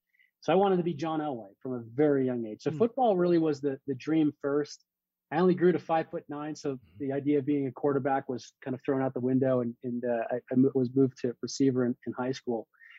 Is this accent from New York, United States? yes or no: no; Loveland, Colorado, United States; also born or lived in East Coast; I'm from Loveland, Colorado, born and raised. It's northern Colorado, kind of outside of Boulder.